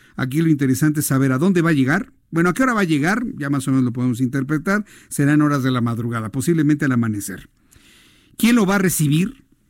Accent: Mexico; como ciudadano mexicano que soy

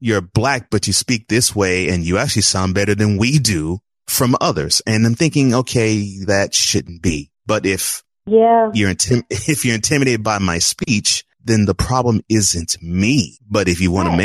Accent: Houston, Texas, United States; also born or lived in New Orleans, Louisiana; I grew up in Houston. Well, born in New Orleans and grew up in Houston

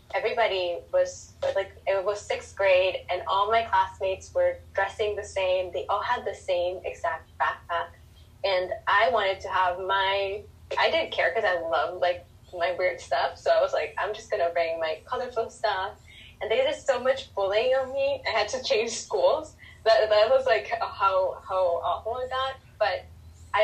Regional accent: Chile; moved away as an adult; now in Los Angeles, United States; I'm from Chile. I moved to LA 5 years ago. I lived in LA when I was little for 2 years

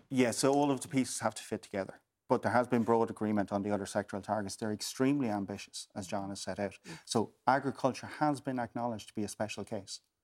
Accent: Waterford, Munster, Ireland; I'm from Waterford

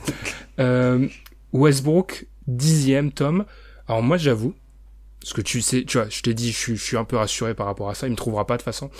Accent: France; je suis français

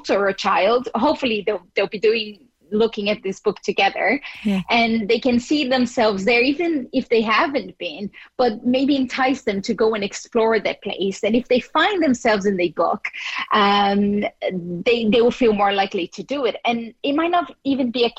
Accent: Brazil; English is a second language; moved away as an adult; also born or lived in United States; now in Ireland; I am from Brazil

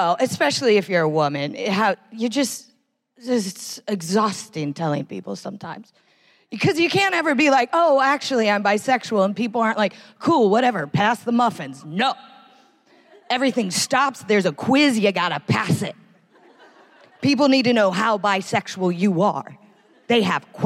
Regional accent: United States; I am American

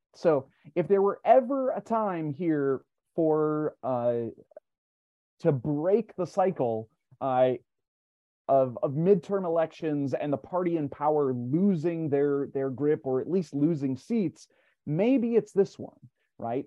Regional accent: Minnesota, United States; my home state, Walter Mondale

